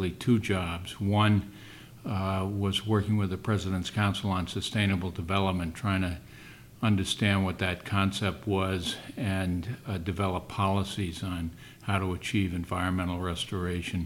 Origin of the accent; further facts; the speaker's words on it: New Bedford, Massachusetts, United States; I am from New Bedford